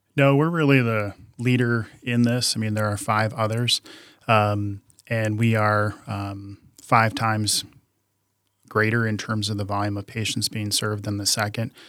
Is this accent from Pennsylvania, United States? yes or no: no; outside of Chicago, Illinois, United States; I grew up outside of Chicago